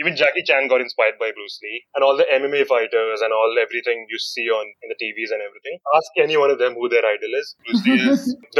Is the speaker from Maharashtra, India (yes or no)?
yes; Mumbai, Maharashtra, India; moved away as an adult; now in Ahmedabad, India; So, I'm from Mumbai, basically.